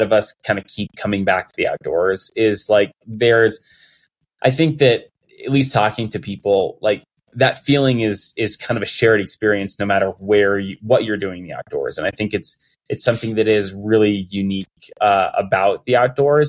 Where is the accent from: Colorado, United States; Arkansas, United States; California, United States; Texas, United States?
Colorado, United States; growing up in Colorado and not really being near the ocean at all